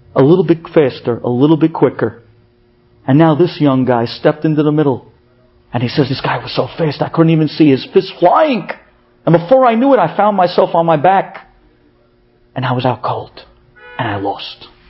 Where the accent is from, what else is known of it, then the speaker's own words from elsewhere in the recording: United States; moved away as an adult; now in Israel; as an American